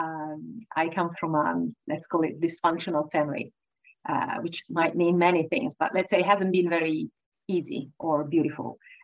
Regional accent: Rome, Lazio, Italy; accent: Italian; now in London, United Kingdom; I was born and raised in Rome, also known as the most beautiful city in the world.

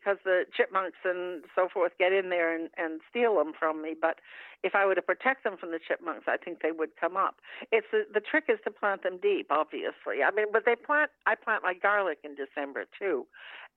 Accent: Maine, United States; I grew up in Maine, and that's my kind of my family standing dish

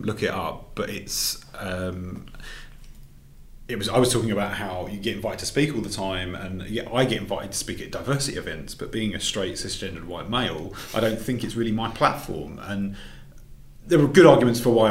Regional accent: England, United Kingdom; now in Glasgow, United Kingdom; being an English guy up here

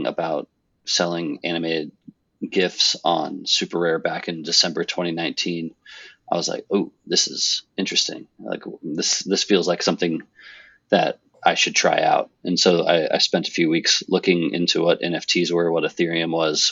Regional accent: Nebraska, United States; moved away as an adult; also born or lived in Philadelphia / New York; now in Westchester, United States; grew up in Nebraska, went to school in Philadelphia, moved to New York, been here pretty much ever since

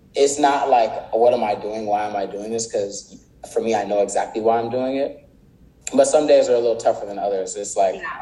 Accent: Palmdale, California, United States; also born or lived in Inglewood, California / South Central, Los Angeles; Then that's when we moved to Palmdale to get away from that environment

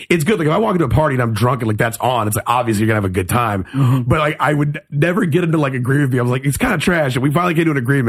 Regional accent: Killeen, Texas, United States; also born or lived in Germany; now in Austin, United States; I grew up in Killeen, Texas, Killeen, Copper's Cove

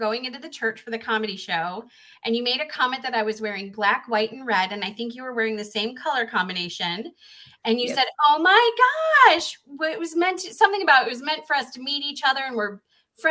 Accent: Chicago, Illinois, United States; moved away as an adult; I grew up in the Chicagoland area, and that's where I performed

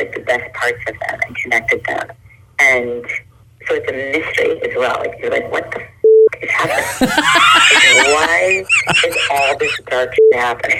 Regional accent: Ohio, United States; moved away; also born or lived in New York; I grew up in Ohio

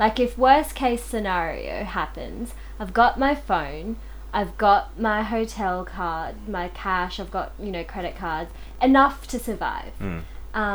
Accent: Philippines; now in Australia; Yeah, well, definitely being Filipino, or just as the modeling or acting world would categorize you as Asian, I think that's been real difficult. So trying to be an actor in the Australian industry has been so difficult.

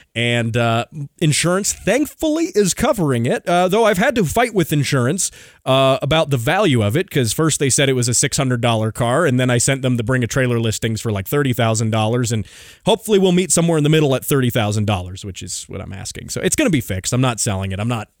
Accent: Colorado, United States; Colorado, my home state

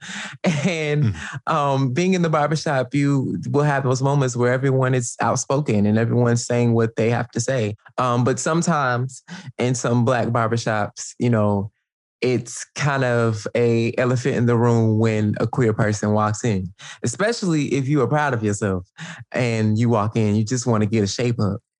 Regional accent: Atlanta, Georgia, United States; moved away as an adult; now in Brooklyn, United States; I grew up in Atlanta, Georgia

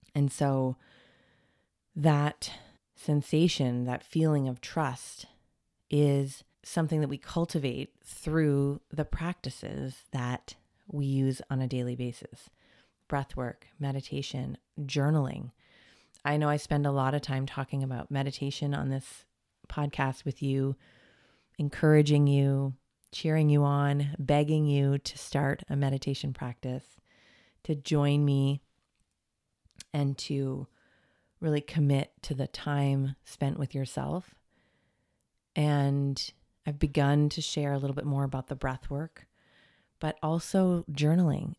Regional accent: Portland, Oregon, United States; also born or lived in Toronto, Canada; now in California, United States; I was born on the West Coast in Portland

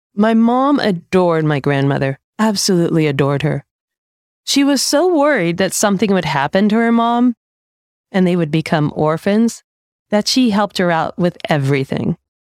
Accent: United States; being raised as an American by an immigrant parent

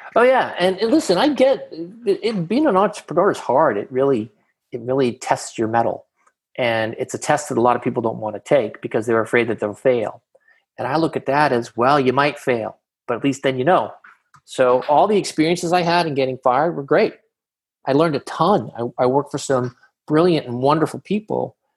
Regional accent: Boston, Massachusetts, United States; now in Southern California, United States; I'm originally from Boston, Massachusetts, Jamaica Plain to be specific

